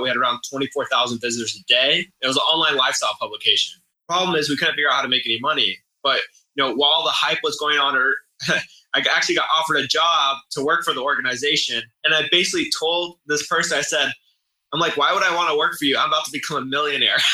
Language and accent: English; San Diego, California, United States; san diego my hometown